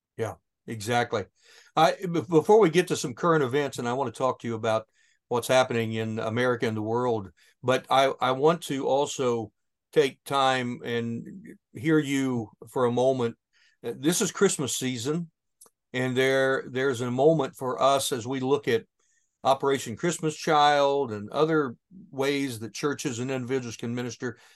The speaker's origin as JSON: {"language": "English", "region": "southern Ohio", "country": "United States", "tie": "born or raised there", "said": "my hometown here in southern Ohio"}